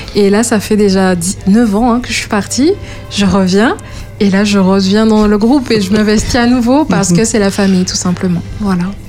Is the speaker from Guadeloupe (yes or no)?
yes; Guadeloupe; moved away; je suis guadeloupéenne